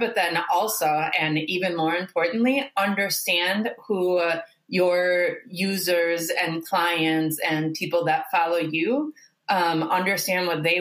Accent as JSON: {"language": "English", "town": "Milwaukee", "region": "Wisconsin", "country": "United States", "moved": "as an adult", "lives_now": "Chile", "said": "I'm originally from Milwaukee, Wisconsin"}